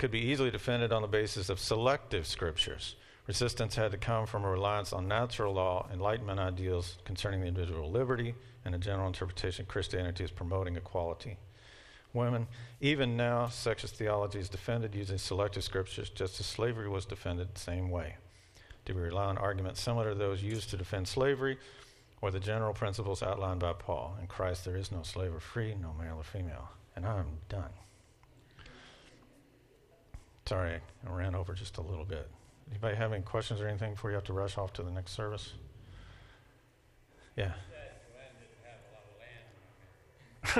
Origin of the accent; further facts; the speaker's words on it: Kentucky, United States; I'm from Kentucky.